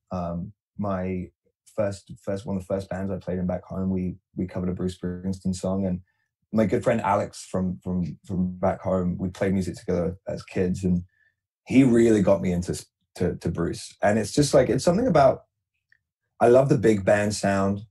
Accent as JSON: {"language": "English", "town": "Canterbury", "region": "South East England", "country": "United Kingdom", "tie": "born or raised there", "moved": "as an adult", "lives_now": "Kingston, Canada", "said": "I grew up in Canterbury, England, which is a city about an hour southeast of London in the UK. And then I moved to Kingston when I was"}